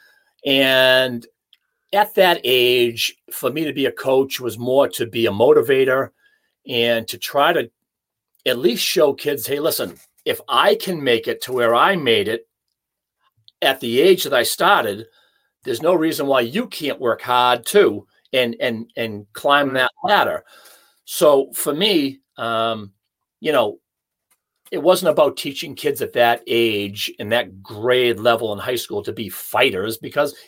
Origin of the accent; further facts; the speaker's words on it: Hanover, Massachusetts, United States; my hometown of Hanover